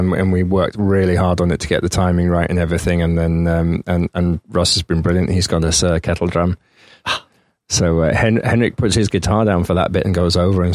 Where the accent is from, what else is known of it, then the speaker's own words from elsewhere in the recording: London, United Kingdom; moved away as an adult; now in Sweden; I was born in London